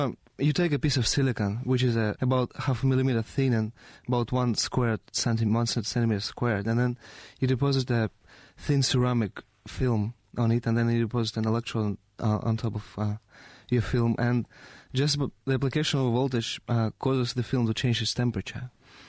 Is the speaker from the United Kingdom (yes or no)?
no; Russia; Yes, I'm from Russia.